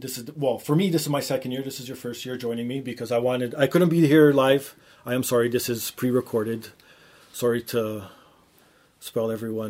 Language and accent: English; Toronto, Ontario, Canada; We're up here in the Grey White North, Toronto, representing the cold weather.